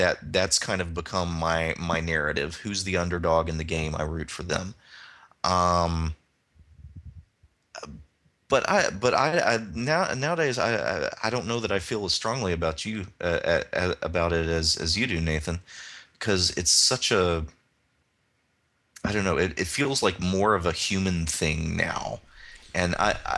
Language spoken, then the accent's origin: English; Alabama, United States; I grew up in Alabama.